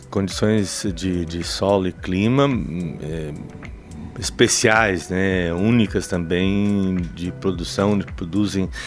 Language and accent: Portuguese; Paraná, Brazil; now in Curitibanos, Brazil; Eu, eu sou paranaense, mas estou há 36 anos em, em, uhum. em, Curitibanos.